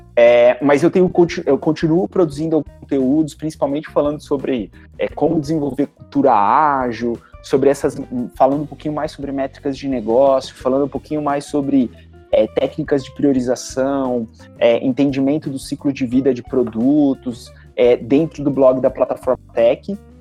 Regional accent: Bauru, São Paulo, Brazil; eu sou eu sou de Bauru, né? Sou filho da Unesp lá de Bauru

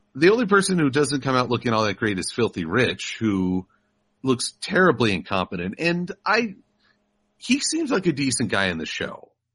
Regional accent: United States; I'm an American

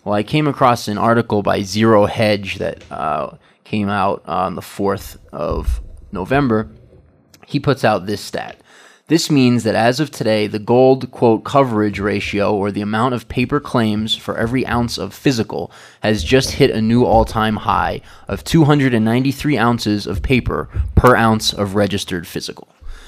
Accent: New York, United States; now in Ecuador; I come from New York. You know, I was in New York for many years, kind of a pizza snob.

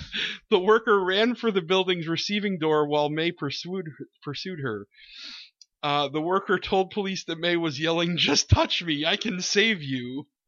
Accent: New Hampshire, United States; my home state of New Hampshire

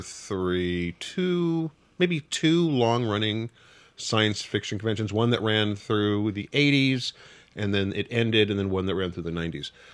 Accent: Wichita, Kansas, United States; I grew up in Wichita, Kansas

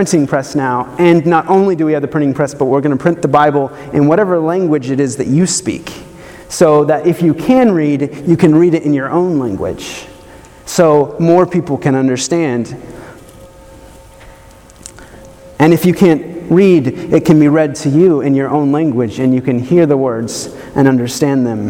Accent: the South, United States; I grew up in the South

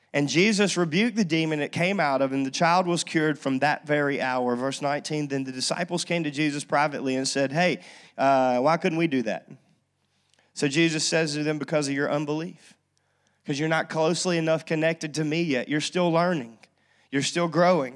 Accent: North Louisiana, United States; I grew up in North Louisiana

